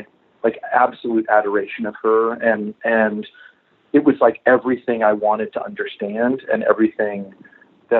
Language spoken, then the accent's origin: English; Florida, United States; I grew up in Florida